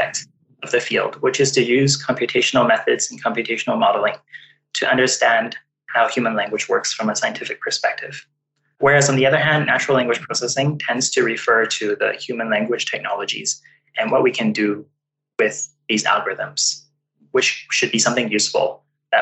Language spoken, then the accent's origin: English; Vancouver, British Columbia, Canada; also born or lived in Toronto; growing up in Vancouver, I was exposed to many different languages. So with my family members, I spoke Cantonese